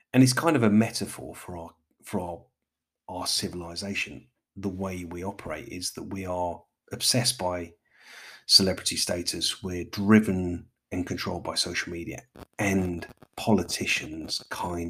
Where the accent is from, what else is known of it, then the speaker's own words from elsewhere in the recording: London, United Kingdom; as a Londoner